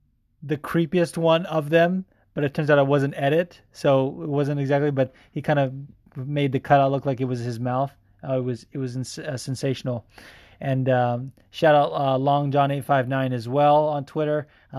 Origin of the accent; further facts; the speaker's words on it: California, United States; And I'm from California.